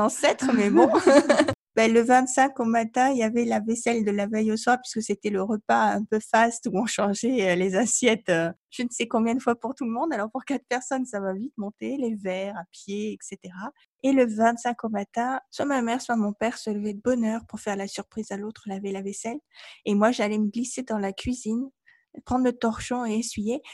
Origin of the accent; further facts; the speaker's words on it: Provence-Alpes-Côte d'Azur, France; je suis française euh, d'origine de Provence, donc il y a une vraie tradition en Provence